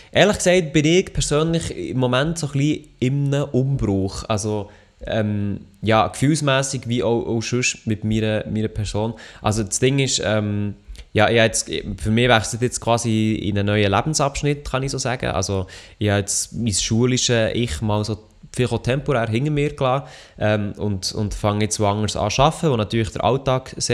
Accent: Freiburg, Baden-Württemberg, Germany; accent: Freiburg dialect; dass Milo mein Dialekt gerne hat, das hätte ja nicht anders können glauben Also, ja, Freiburger Dialekt

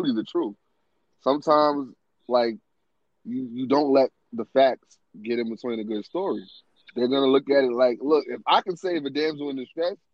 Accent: New York City, New York, United States; moved away; I'm from New York

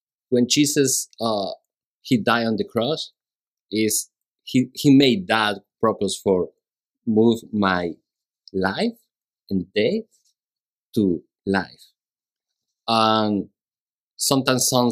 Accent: Mexico; English is a second language; moved away as an adult; now in Houston, United States; I'm from Mexico

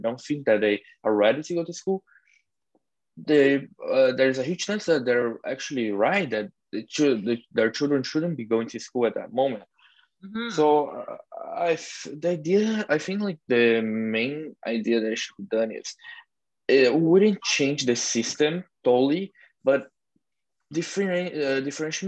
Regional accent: Brazil; moved away; I'm coming from Brazil

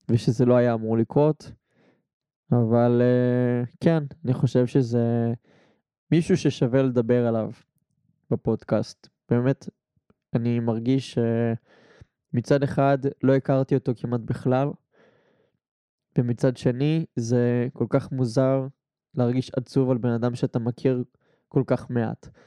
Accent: Rishon LeZion, Central District, Israel; ושהוא היה משמעותי ומהותי גם לעיר ראשון לציון שאני גדלתי בה ועדיין גר בה כל החיים.

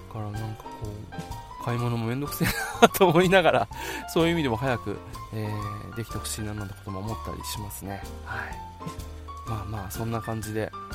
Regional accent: Okinawa, Japan; 小学校の時はそれこそこう今まで住んでていたところから引っ越してきて沖縄

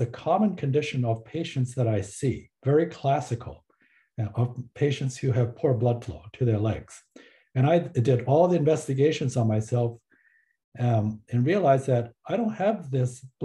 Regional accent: Taiwan; now in Canada; I was born in Taiwan

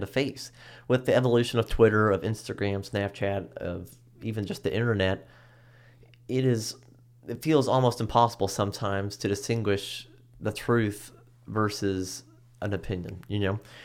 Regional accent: United States; as an American

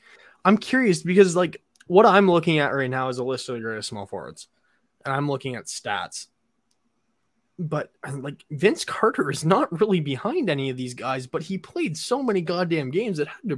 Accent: Toronto, Ontario, Canada; we're from the Toronto area.

